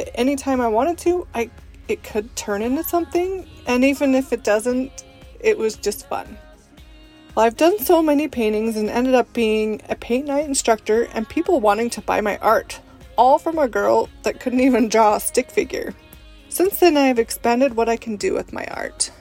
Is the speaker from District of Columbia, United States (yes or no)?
no; Utah, United States; also born or lived in Italy / Russia; I was born and raised in Utah and mostly lived here my whole life, except for some time in Italy and Russia.